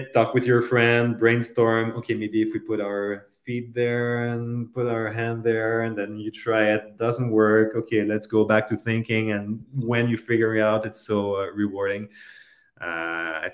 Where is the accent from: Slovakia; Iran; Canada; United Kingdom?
Canada; I'm a Canadian